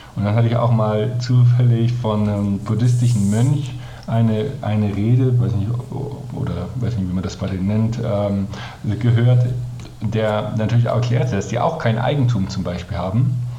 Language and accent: German; Germany; als Deutscher